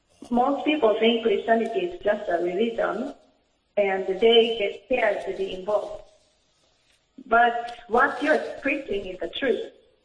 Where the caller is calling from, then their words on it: Japan; calling from Japan.